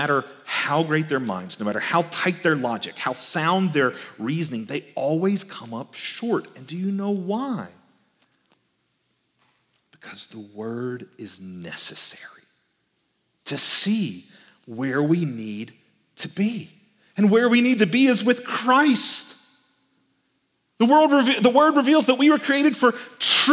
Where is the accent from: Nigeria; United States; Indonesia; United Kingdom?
United States; Albany, Georgia; also born or lived in Texas; when I was growing up in Albany, Georgia, we would travel to Texas a couple of times a year because that's where I was born.